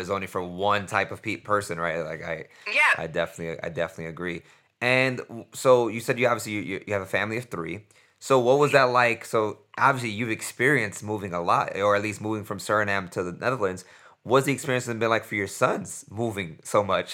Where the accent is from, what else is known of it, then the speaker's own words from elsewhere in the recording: New York, United States; I'm from New York